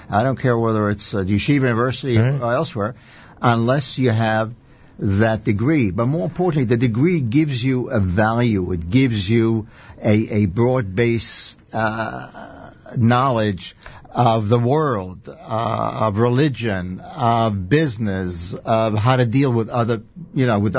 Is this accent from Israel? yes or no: yes; Israel; now in United States; I was born and raised in Israel